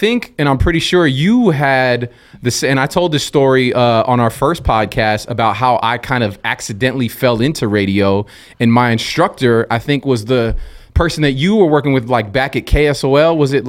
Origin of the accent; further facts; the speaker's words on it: South San Francisco, California, United States; we're both from South San Francisco, which is, you know, we got that hometown connection.